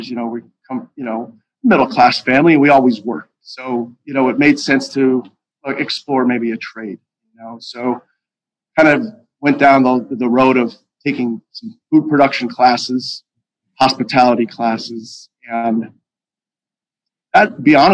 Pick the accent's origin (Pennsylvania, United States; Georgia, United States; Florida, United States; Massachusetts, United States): Pennsylvania, United States; Pittston; I'm growing up in Pittston I never heard words